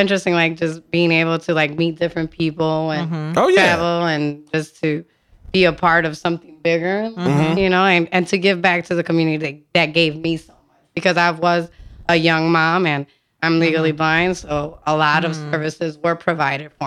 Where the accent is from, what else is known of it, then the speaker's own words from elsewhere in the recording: Waukegan, Illinois, United States; I grew up in Lake County. I'm from Waukegan